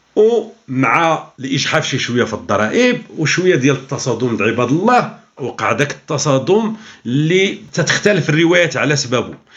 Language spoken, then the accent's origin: Arabic; Morocco; عندنا في المغرب